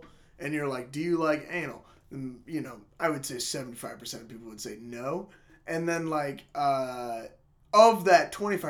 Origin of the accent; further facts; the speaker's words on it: Star, Idaho, United States; I'm like, Star, Idaho.